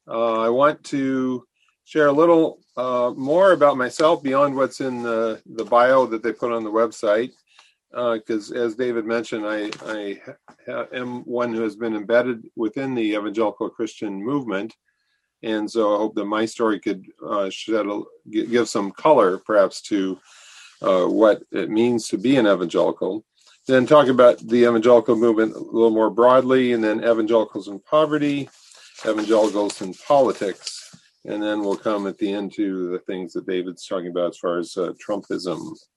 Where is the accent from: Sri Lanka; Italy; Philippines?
Philippines; Central Visayas; I was growing up in the Philippines. We lived in the island of Cebu, a very small town about 1,000 people.